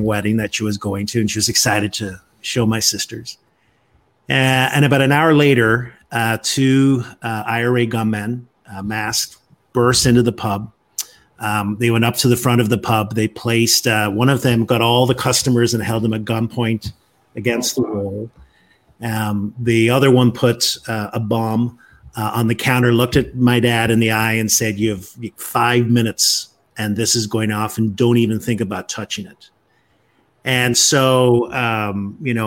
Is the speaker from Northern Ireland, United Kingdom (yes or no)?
yes; Northern Ireland, United Kingdom; moved away as an adult; also born or lived in Florida; now in Washington, D.C., United States; I'm originally from Northern Ireland. That's where I grew up came to the U.S. Just over 30 years ago